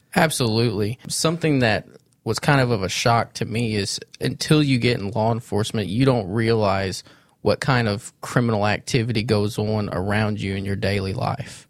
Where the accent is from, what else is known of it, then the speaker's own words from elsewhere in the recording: Sikeston, Missouri, United States; I grew up in Sykeston, Missouri. I was born and raised there